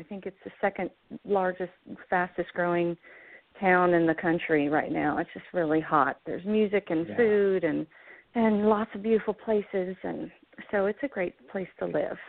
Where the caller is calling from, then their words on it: Franklin, Tennessee, United States; I'm calling from my home in Franklin, Tennessee.